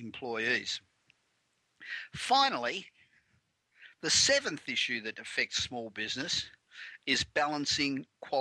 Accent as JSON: {"language": "English", "town": "Melbourne", "region": "Victoria", "country": "Australia", "tie": "born or raised there", "moved": "as an adult", "lives_now": "Los Angeles, United States", "said": "I've been here 25 years, but originally from Melbourne"}